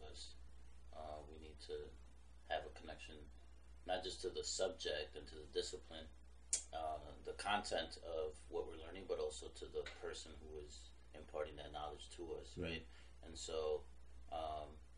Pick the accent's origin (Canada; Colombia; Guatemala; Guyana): Colombia; I'm Colombian